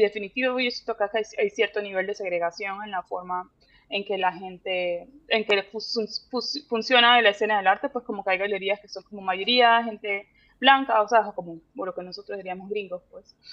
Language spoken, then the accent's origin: Spanish; Panama; moved away as an adult; also born or lived in Miami, United States / Puerto Rico; now in Dallas, United States; yo viví pues en Miami, en Puerto Rico y luego en Panamá, pero yo digo que soy de Panamá porque fue como el lugar donde más he pasado tiempo